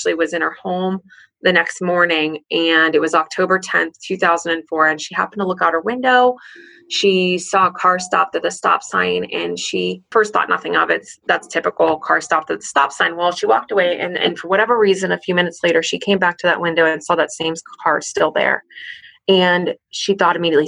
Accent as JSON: {"language": "English", "region": "central Pennsylvania", "country": "United States", "also_born_or_lived": "Pittsburgh, Pennsylvania", "moved": "as an adult", "said": "I lived in like central Pennsylvania and I went to school"}